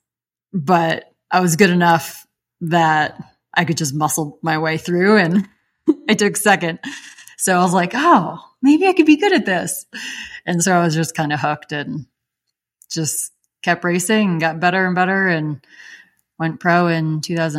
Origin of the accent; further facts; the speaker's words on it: upstate New York, United States; moved away as an adult; also born or lived in Western Massachusetts; I grew up in upstate New York, so country